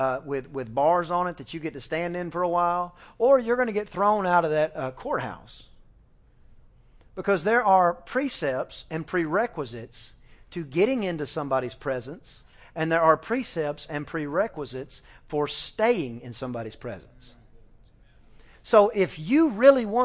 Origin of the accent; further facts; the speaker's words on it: East Texas, United States; I'm just from East Texas, you know. I grew up doing the 4-H and I, you know, raised the lambs and the chickens